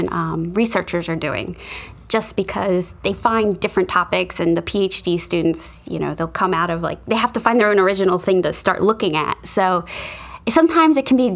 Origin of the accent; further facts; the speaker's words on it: Newark, Delaware, United States; I'm from Delaware. I grew up in Newark. So I've been here my whole life